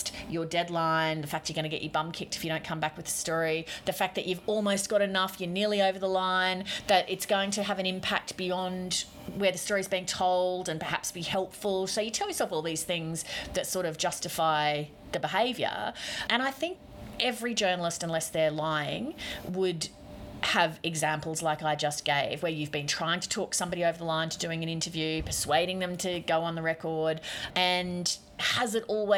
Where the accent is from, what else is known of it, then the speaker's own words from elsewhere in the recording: Queensland, Australia; accent: Queensland; I talk like a normal sort of Queensland person